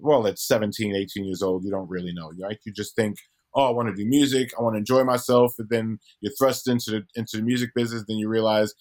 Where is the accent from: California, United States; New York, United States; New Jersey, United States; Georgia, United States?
New York, United States; Brooklyn; moved away as an adult; now in Los Angeles, United States; I'm from Brooklyn. I'd never left Brooklyn